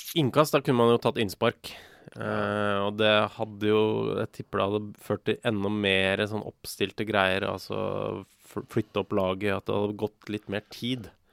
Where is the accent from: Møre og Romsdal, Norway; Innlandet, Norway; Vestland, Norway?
Møre og Romsdal, Norway; Molde; jeg er født i Molde